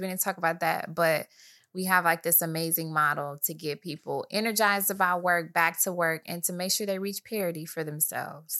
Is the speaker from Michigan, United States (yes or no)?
yes; Michigan, United States; I'm from Michigan